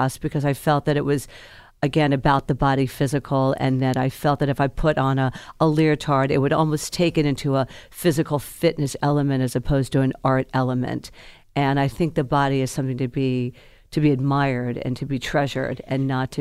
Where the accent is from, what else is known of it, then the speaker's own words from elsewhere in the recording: the South, United States; I'm from the South